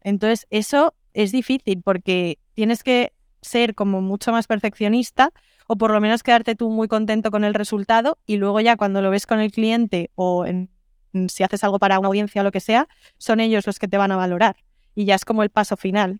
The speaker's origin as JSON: {"language": "Spanish", "town": "Madrid", "region": "Community of Madrid", "country": "Spain", "also_born_or_lived": "Lisbon", "said": "soy de Madrid, pero vivo en remoto"}